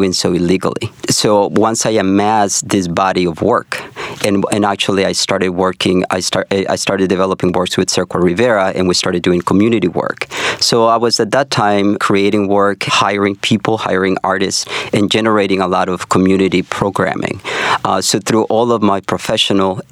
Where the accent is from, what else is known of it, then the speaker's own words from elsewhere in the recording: Honduras; now in Chicago, United States; originally from Honduras, I'm literally one of those people that came to America looking for that new hope